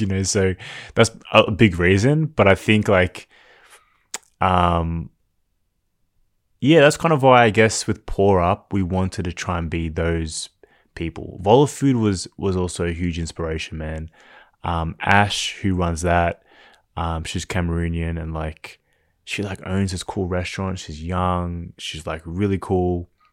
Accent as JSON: {"language": "English", "town": "Melbourne", "region": "Victoria", "country": "Australia", "tie": "born or raised there", "said": "growing up in Melbourne"}